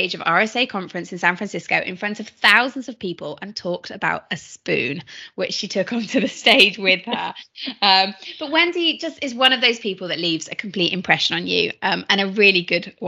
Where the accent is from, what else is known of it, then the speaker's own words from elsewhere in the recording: United Kingdom; I'm British